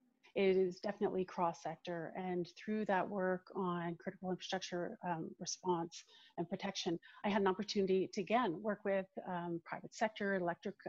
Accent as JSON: {"language": "English", "area": "East Coast", "region": "Atlantic Canada", "country": "Canada", "moved": "yes", "lives_now": "Ottawa, Canada", "said": "I would actually say I'm also originally from the East Coast."}